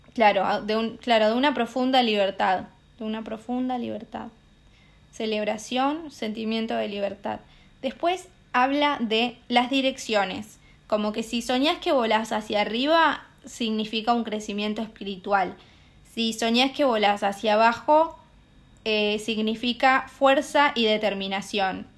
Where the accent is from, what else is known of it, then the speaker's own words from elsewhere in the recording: Argentina; En mi pueblo, en el lugar de donde yo soy, va, en Argentina en general